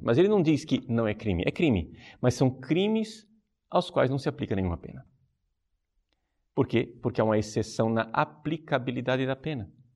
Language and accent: Portuguese; Brazil; como brasileiros